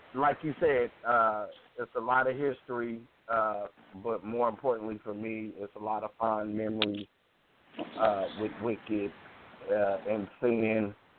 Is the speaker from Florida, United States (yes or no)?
no; Chicago, Illinois, United States; I'm from Chicago